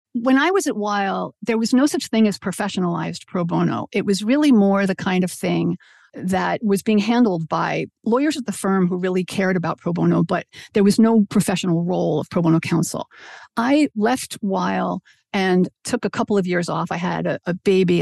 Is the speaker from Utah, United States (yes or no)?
no; New York City, New York, United States; I grew up in Brooklyn, New York